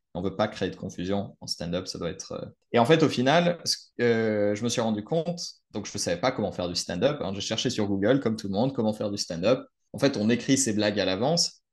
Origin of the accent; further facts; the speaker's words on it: France; je suis français